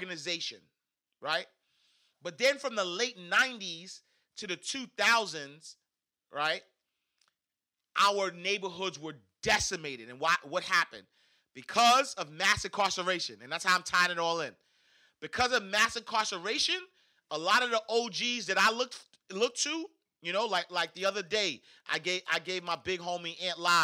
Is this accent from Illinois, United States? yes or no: no; New York City, New York, United States; I'm from Harlem, New York